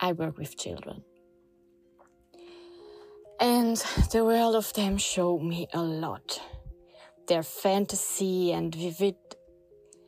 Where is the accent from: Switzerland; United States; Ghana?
Switzerland; now in Portugal; I grew up in Switzerland